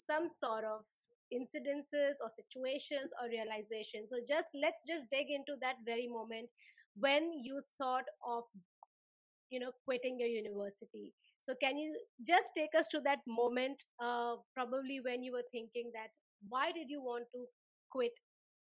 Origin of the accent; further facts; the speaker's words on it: India; now in Melbourne, Australia; We share the same home country